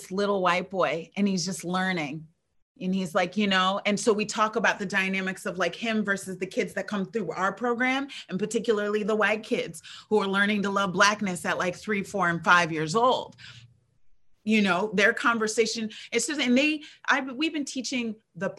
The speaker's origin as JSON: {"language": "English", "town": "Ithaca", "region": "New York", "country": "United States", "tie": "born or raised there", "said": "I was born and raised in Ithaca, and actually born and raised on that campus"}